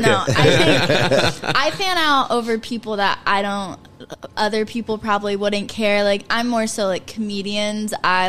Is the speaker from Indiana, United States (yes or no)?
yes; Gas City, Indiana, United States; moved away as an adult; also born or lived in Marion, Indiana; now in New York, United States; I am from Marion. Well, originally Gas City, mm-hmm. I guess. I lived in Gas City probably until middle school